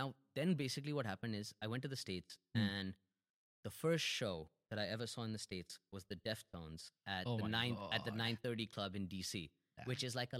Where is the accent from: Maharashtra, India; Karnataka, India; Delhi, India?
Delhi, India; No, we were living in Delhi. I'm from Delhi.